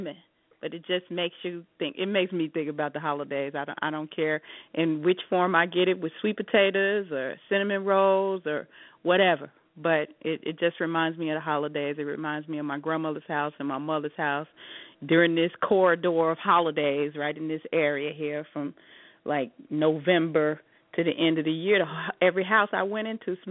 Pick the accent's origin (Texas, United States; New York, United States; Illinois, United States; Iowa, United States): Illinois, United States; Chicago; I'm a Chicagoan, Rodney. I'm a Chicagoan to my heart till